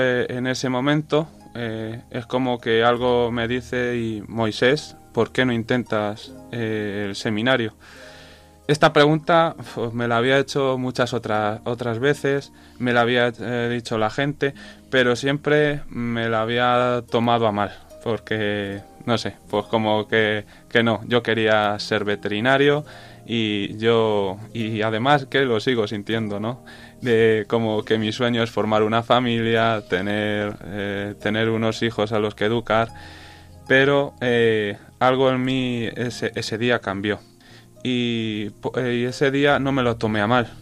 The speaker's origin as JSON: {"language": "Spanish", "town": "Cuenca", "region": "Castilla-La Mancha", "country": "Spain", "also_born_or_lived": "Mota de Altarejos", "said": "soy de aquí de Cuenca"}